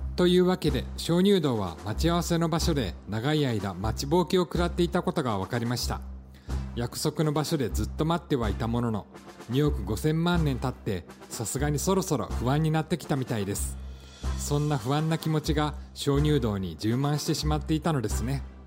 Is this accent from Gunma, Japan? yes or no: no; Shizuoka, Japan; 地元静岡の皆さん